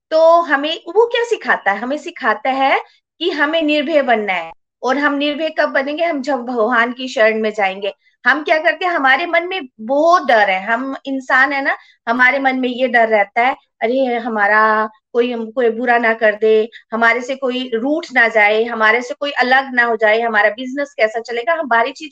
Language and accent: Hindi; Chamba, Himachal Pradesh, India; born there; मैं चंबा में पैदा हुई और मैं भी शिव जी को बहुत मानती हूँ